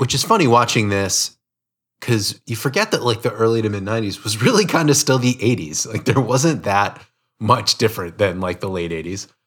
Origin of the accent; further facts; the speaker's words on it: United States; you and I are both are from America, and, you know, we grew up in American households